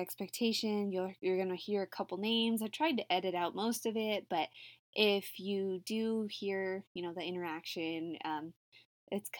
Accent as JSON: {"language": "English", "region": "New Mexico", "country": "United States", "said": "I'm from New Mexico"}